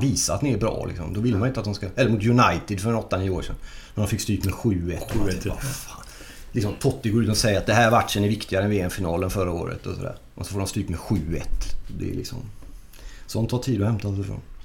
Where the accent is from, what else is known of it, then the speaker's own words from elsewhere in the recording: Gothenburg, Västra Götaland, Sweden; moved away as an adult; also born or lived in Norrköping; Jag är ju född i, vi bodde i Angered från början